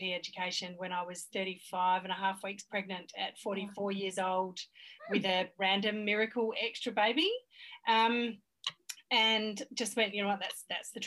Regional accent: Australia; I'm so Australian.

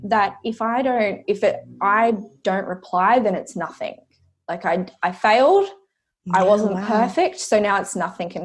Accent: Coffs Harbour, New South Wales, Australia; So I grew up in Coffs Harbour, which is happens to be where I'm back to right now

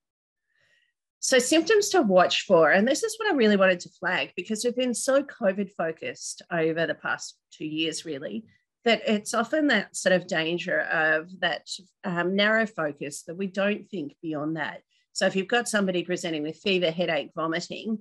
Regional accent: North Queensland, Australia; moved away; I grew up in North Queensland

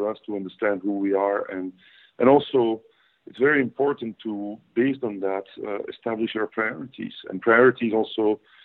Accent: Belgium; I'm Belgian born, Belgian raised. I never lived anywhere else but in Belgium

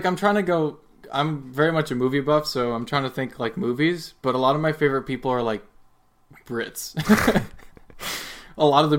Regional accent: United States; accent: American; I always get really annoyed with my accent because I think the American accent sucks.

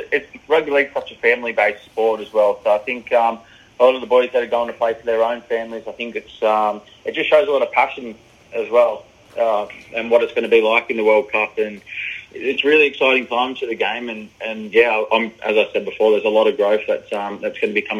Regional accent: Australia; moved away as an adult; now in York, United Kingdom; being an Australian

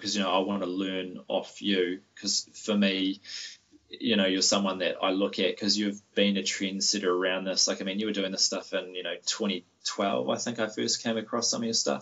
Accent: New Zealand; we as Kiwi educators

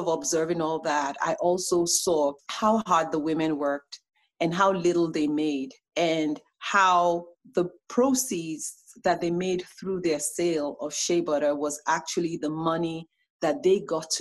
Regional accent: Nigeria; now in United States; as a Nigerian

